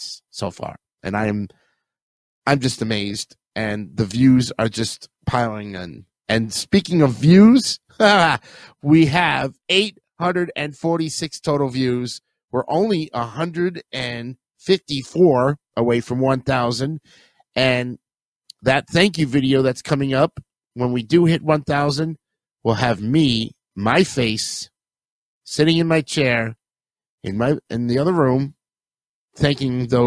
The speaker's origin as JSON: {"language": "English", "town": "New York City", "region": "New York", "country": "United States", "tie": "born or raised there", "moved": "yes", "lives_now": "Oviedo, United States", "said": "we're doing my hometown, folks. That's right, Richmond Hill"}